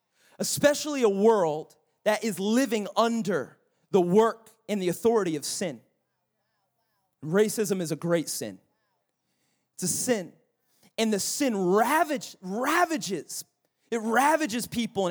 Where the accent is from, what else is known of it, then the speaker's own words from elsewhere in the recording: United States; being an American